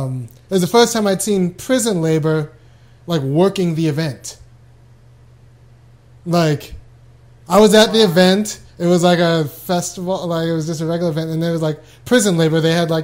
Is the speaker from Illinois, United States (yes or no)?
yes; Chicago, Illinois, United States; I'm from Chicago, and I wanted to winter someplace else, and Mississippi was the only place I could afford. This is 2 years ago.